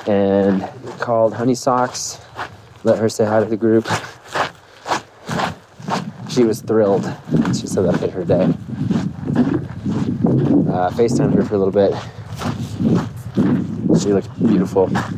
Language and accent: English; San Antonio, Texas, United States; also born or lived in Dallas, Texas; I said I was from San Antonio